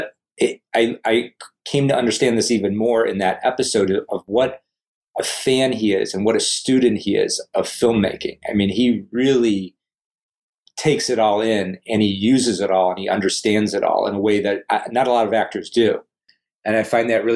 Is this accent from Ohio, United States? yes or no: yes; Cleveland, Ohio, United States; our growing up in Cleveland